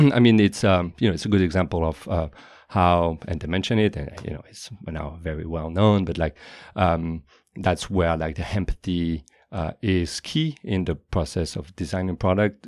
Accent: Paris, Île-de-France, France; moved away as an adult; now in California, United States; I was born and raised in Paris

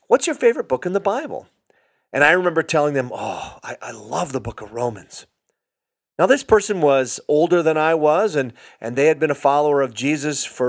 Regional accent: Hibbing, Minnesota, United States; I'm from Hibbing, Minnesota. I'm an old Iron Ranger

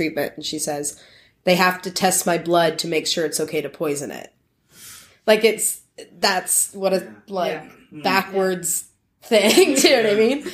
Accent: St. Catharines, Ontario, Canada; that's where I grew up in Niagara.

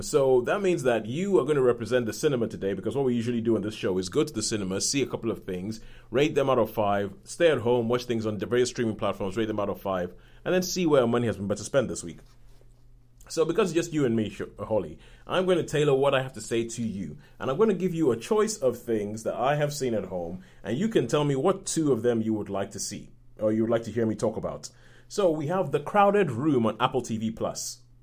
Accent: Nigeria; being Nigerian

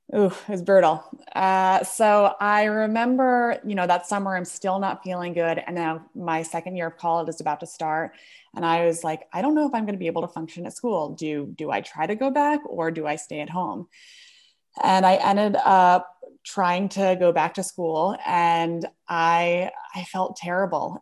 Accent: Bergen County, New Jersey, United States; moved away as an adult; now in Brooklyn, United States; I actually grew up in New Jersey, Bergen County area

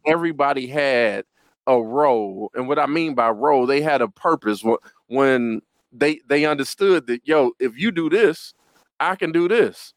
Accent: Detroit, Michigan, United States; I hail in Detroit, Michigan

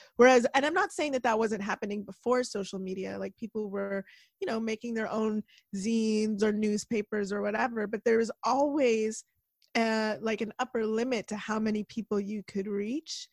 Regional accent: Toronto, Ontario, Canada; I grew up in Toronto

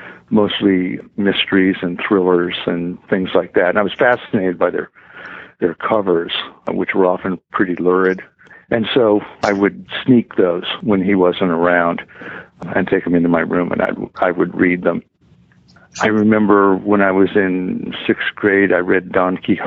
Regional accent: just outside of Tucson, Arizona, United States; I grew up in Arizona, just outside of Tucson

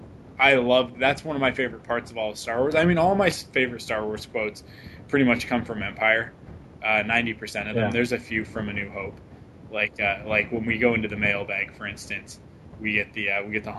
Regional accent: Vancouver, British Columbia, Canada; my hometown right now. They're in Vancouver

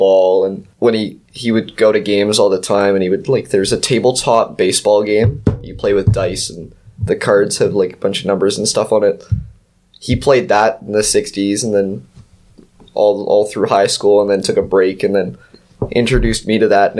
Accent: Seattle, Washington, United States; I was born in Seattle in 2001.

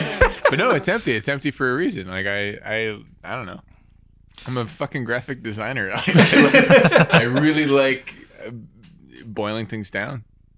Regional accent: Canada; I'm from Canada. There's nothing here.

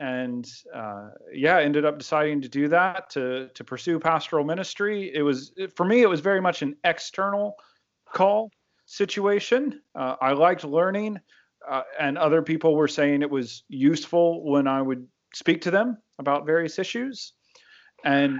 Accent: United States; moved away as an adult; also born or lived in Birmingham, Alabama; now in London, United Kingdom

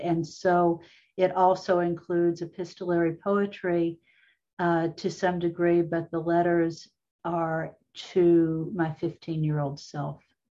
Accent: Appalachia, United States; it was looking back into growing up in Appalachia.

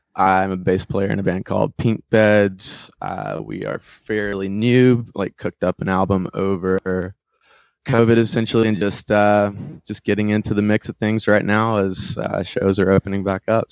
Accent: North Wilkesboro, North Carolina, United States; I grew up in North Wilkesboro, between, up in the mountains

